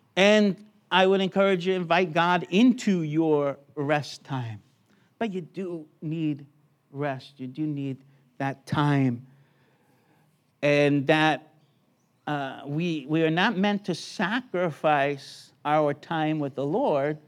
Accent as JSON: {"language": "English", "country": "United States", "tie": "born or raised there", "moved": "yes", "lives_now": "Brisbane, Australia", "said": "born in America"}